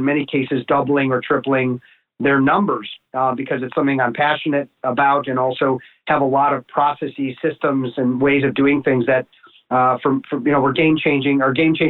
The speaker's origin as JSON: {"language": "English", "town": "Chicago", "region": "Illinois", "country": "United States", "tie": "born or raised there", "said": "I grew up in the North Shore of Chicago"}